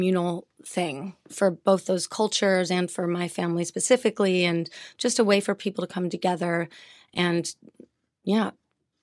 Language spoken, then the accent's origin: English; Chicago, Illinois, United States; I grew up in Chicago